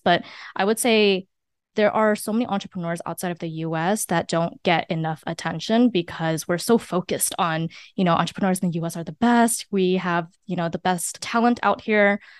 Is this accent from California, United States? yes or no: yes; San Francisco, California, United States; I was born and raised in San Francisco